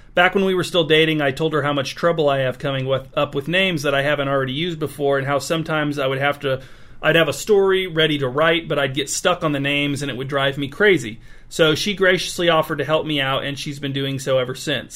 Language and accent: English; North Webster, Indiana, United States; North Webster, Indiana, which is my hometown.